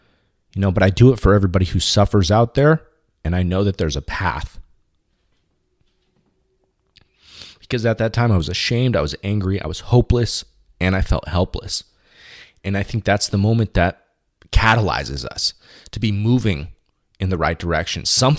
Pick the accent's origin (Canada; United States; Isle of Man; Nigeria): United States; Orange County, California; I grew up in Orange County, you know, because after that short stint in Shreveport, Louisiana with my mom, permanently moved over here in California, specifically in Southern California